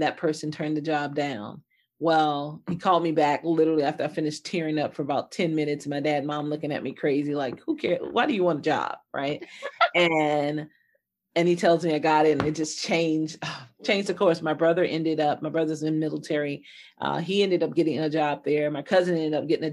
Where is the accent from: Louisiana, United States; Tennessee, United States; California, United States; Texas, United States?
Louisiana, United States; New Orleans; moved away as an adult; also born or lived in Detroit, Michigan; I grew up in Bayou country of New Orleans, Louisiana